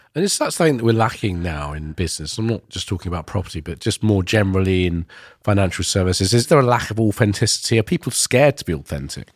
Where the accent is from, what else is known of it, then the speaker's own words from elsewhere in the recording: Ilford, London, United Kingdom; I grew up in Ilford in East London